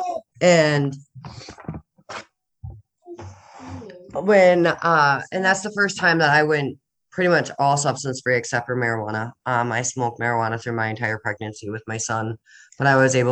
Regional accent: Minnesota, United States; also born or lived in Annandale, Minnesota / Buffalo, Minnesota; now in Grand Rapids, United States; I've lived all over the state of Minnesota

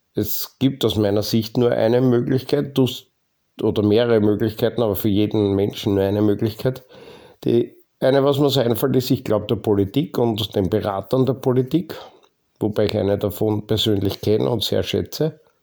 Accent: Lower Austria, Austria; bei uns in Niederösterreich

